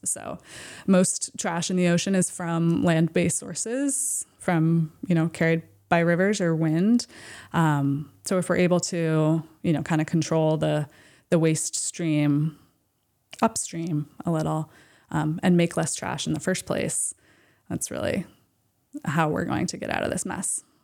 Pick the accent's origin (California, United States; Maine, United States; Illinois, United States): Maine, United States; Camden; also born or lived in Boston, Massachusetts; I grew up here in Maine, in the Midcoast, in Camden